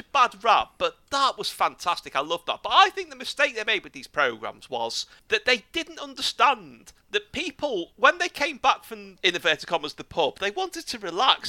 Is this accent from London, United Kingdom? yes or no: no; Liverpool, North West England, United Kingdom; my hometown